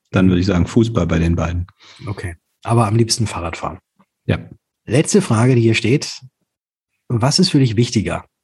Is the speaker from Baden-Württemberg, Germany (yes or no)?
yes; Hattenhofen, Baden-Württemberg, Germany; Ich bin im wunderschönen Ort Hattenhofen